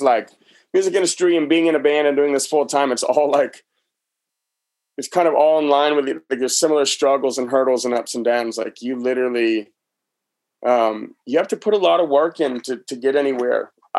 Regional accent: New Hampshire, United States; moved away; back home where I grew up in New Hampshire

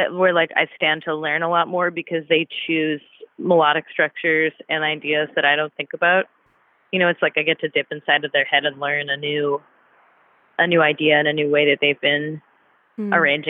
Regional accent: Cambridge, Massachusetts, United States; now in Durham, United States; I grew up in Cambridge, Massachusetts.

